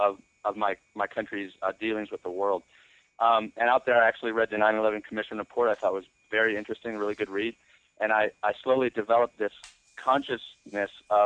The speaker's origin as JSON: {"language": "English", "country": "United States", "said": "I'm American"}